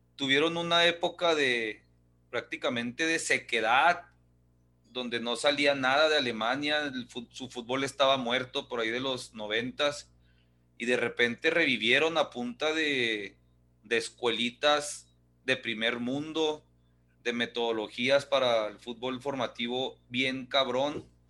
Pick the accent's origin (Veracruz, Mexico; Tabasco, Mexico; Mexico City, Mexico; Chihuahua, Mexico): Chihuahua, Mexico; Ciudad Juárez; yo soy nacido en Juárez, yo puedo hacer chistes de mi Juárez